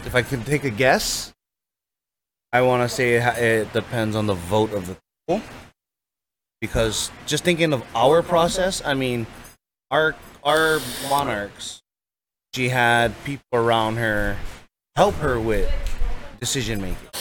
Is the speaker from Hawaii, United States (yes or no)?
yes; Hawaii, United States